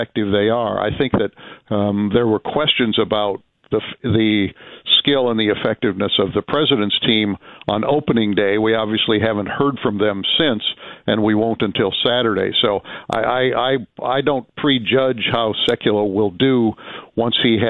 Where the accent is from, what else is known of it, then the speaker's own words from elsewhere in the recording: Illinois, United States; I'm a Midwesterner, although I grew up in Illinois